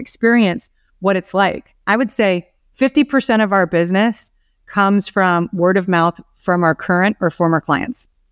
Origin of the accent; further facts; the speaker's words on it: Orlando, Florida, United States; I was born and raised here in Orlando